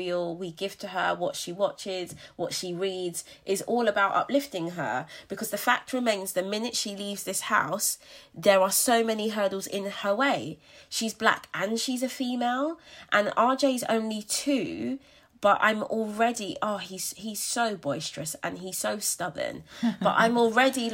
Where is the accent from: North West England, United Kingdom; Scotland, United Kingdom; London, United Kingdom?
London, United Kingdom; moved away as an adult; I was born and raised in Brixton, and London will forever have my heart.